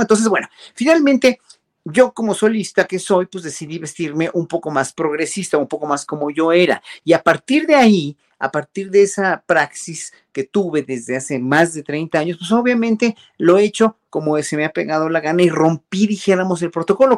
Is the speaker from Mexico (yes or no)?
yes; Mexico; uno como mexicano